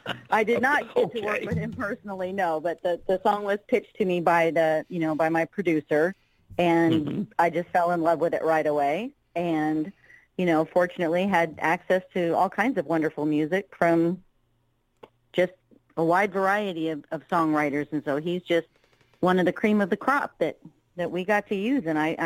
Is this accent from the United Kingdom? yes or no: no; California, United States; also born or lived in Massachusetts; now in Kentucky, United States; I was actually born in Massachusetts, but for the most part I was raised in California. Now I'm in Kentucky.